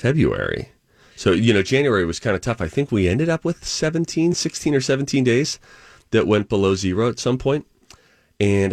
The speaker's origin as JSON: {"language": "English", "region": "Pennsylvania", "country": "United States", "tie": "born or raised there", "moved": "yes", "said": "my home state"}